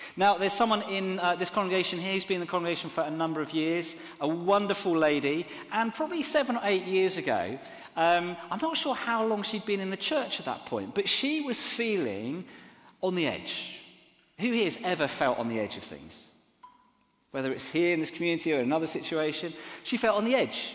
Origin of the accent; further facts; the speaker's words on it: Exeter, South West England, United Kingdom; now in Southampton, United Kingdom; I grew up in Exeter which is a beautiful cathedral city